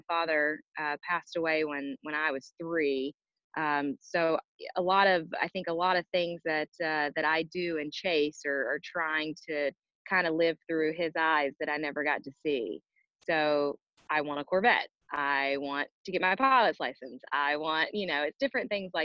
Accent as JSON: {"language": "English", "town": "Greensboro", "region": "North Carolina", "country": "United States", "tie": "born or raised there", "said": "I was born in Greensboro, North Carolina"}